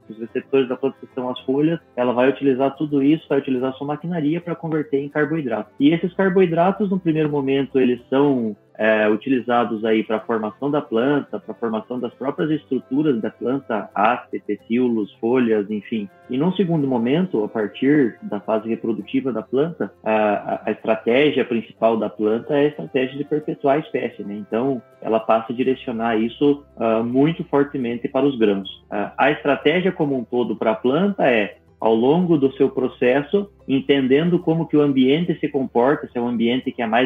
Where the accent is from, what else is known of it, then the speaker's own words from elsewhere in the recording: Campos Novos, Santa Catarina, Brazil; Bom, eu sou natural de Campos Novos, que é uma cidade do interior de Santa Catarina.